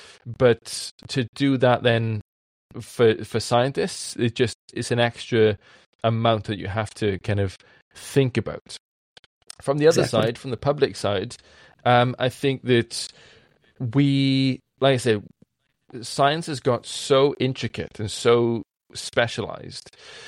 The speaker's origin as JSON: {"language": "English", "region": "Wales", "country": "United Kingdom", "accent": "strong Welsh", "said": "Code switching is something that I do as a Welshman with a strong accent that needs to be heard by other people."}